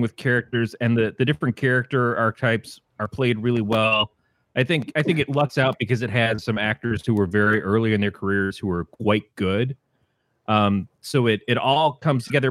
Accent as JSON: {"language": "English", "region": "Michigan", "country": "United States", "said": "I'm from Michigan"}